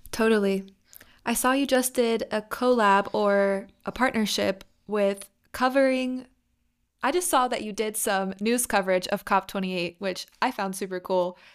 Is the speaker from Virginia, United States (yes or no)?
yes; Virginia, United States; I'm from Virginia